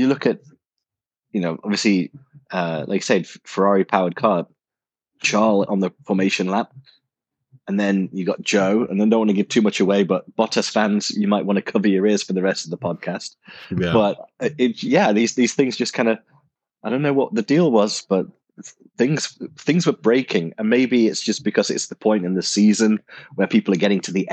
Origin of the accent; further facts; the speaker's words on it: United Kingdom; he's British and I'm British.